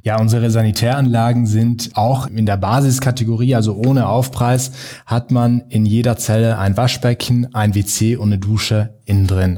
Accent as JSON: {"language": "German", "area": "South Tyrol", "region": "Trentino-Alto Adige", "country": "Italy", "said": "Als Südtiroler"}